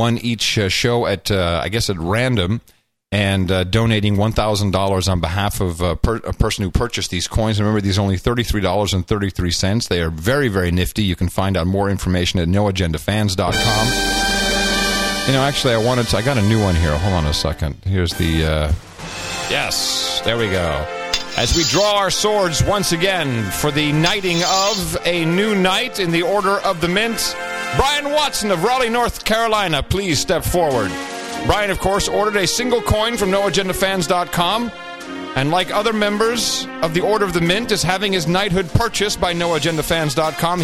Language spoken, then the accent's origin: English; Netherlands; moved away; I grew up in the Netherlands.